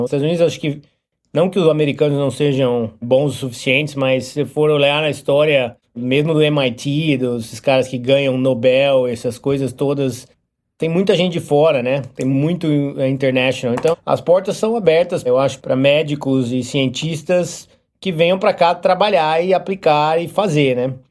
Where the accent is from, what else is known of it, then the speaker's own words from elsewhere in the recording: Brazil; moved away as an adult; now in United States; quando eu saí do Brasil